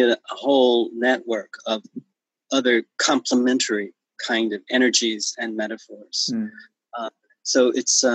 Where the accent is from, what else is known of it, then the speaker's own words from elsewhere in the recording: the South, United States; moved away; when I was raised in the South, it was segregated